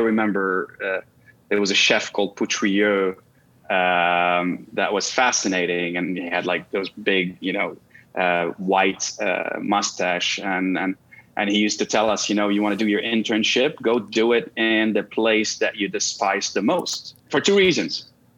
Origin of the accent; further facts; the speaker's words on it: Canada; also born or lived in Russia; now in New York, United States; I'm a Canadian national of Lebanese origins and born in Russia and married to an American.